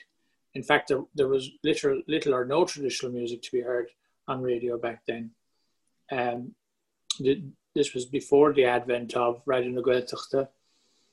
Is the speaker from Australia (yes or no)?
no; Ireland; I grew up in a rural, very rural part of Ireland.